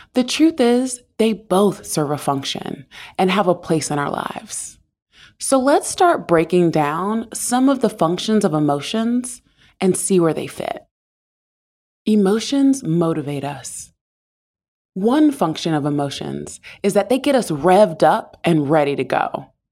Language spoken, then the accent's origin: English; the South, United States; I grew up in the South